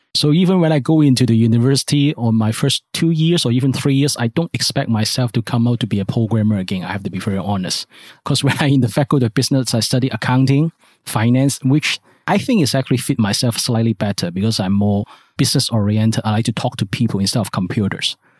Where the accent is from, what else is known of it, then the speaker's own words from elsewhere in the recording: Hong Kong; I grew up in Hong Kong. I based in Hong Kong.